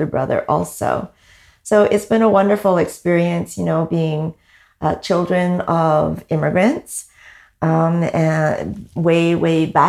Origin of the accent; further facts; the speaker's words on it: Vancouver, British Columbia, Canada; moved away as an adult; also born or lived in Hong Kong; now in Toronto, Canada; I am originally from Vancouver, born in Hong Kong and grew up in British Columbia